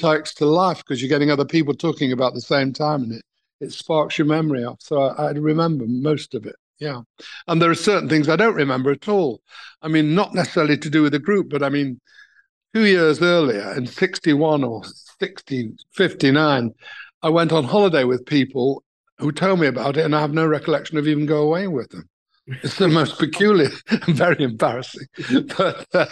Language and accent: English; England, United Kingdom; I'm from England.